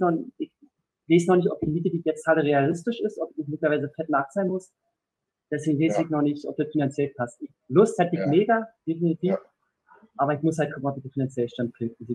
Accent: Germany; wo ich herkomme, dass ich jetzt aus Deutschland komme

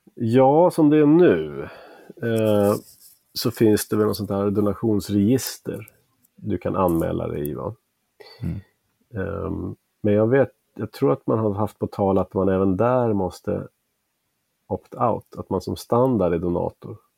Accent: outside Uppsala, Uppsala County, Sweden; also born or lived in Bavaria, Germany (paternal ancestry) / Stockholm / California / Pennsylvania; sen har jag växt upp utanför Uppsala

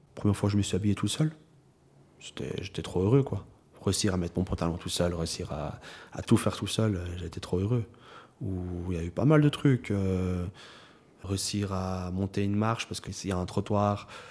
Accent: Lausanne, Vaud, Switzerland; j'ai grandi à Lausanne

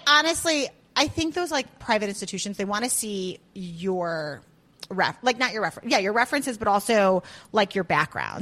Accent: Highland Park, Illinois, United States; moved away as an adult; also born or lived in Chicago, Illinois; now in Georgia, United States; I grew up in Highland Park

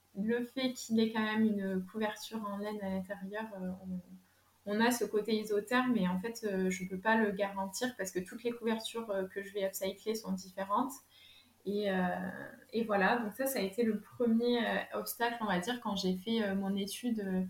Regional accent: Lot-et-Garonne, Nouvelle-Aquitaine, France; moved away as an adult; now in Bordeaux, France; je suis originaire du Lot-et-Garonne. Et en fait, je me suis rapprochée de Bordeaux

